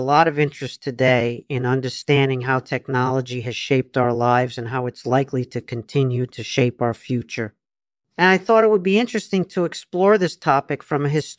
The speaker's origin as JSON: {"language": "English", "country": "United States", "tie": "born or raised there", "said": "I was born in the United States in 1954, so I grew up in a time when America was still very much a country of immigrants."}